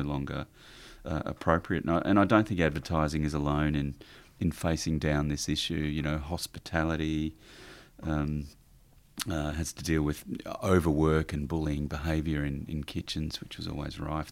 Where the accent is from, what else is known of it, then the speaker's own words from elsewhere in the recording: Warrnambool, Victoria, Australia; also born or lived in Ararat; I was born in Victoria, country Victoria, down the south coast, uh, in Warrnambool. And, uh, so grew up around there and moved to Ararat